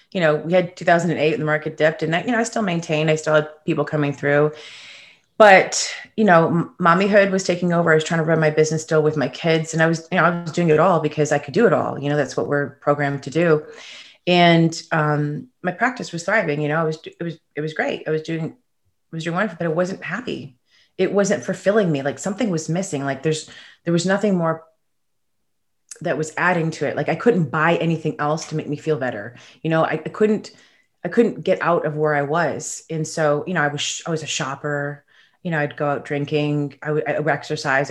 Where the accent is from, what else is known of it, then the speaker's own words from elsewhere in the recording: Chicago, Illinois, United States; also born or lived in Toronto, Canada; I'm from Chicago. I was originally born in Toronto